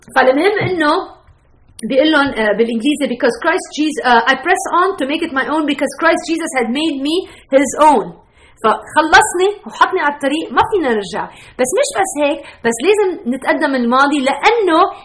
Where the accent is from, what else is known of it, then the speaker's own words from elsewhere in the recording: Beirut, Beirut Governorate, Lebanon; now in United States; انا ربيت ببيروت